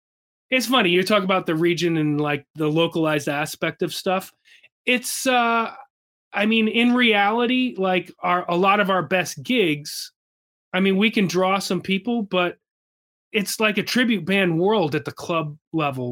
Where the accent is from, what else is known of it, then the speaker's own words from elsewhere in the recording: Wallingford, Connecticut, United States; a hometown show right in Wallingford, Connecticut, where I'm from